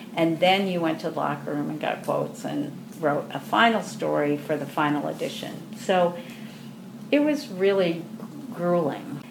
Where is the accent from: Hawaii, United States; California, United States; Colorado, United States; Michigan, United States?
Michigan, United States; Grand Rapids; I grew up in Grand Rapids, and the Grand Rapids Civic Ballet came into being while I was in high school